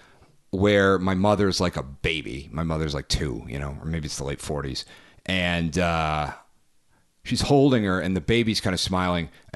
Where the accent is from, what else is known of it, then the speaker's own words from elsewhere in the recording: Northeast, United States; I'm from the Northeast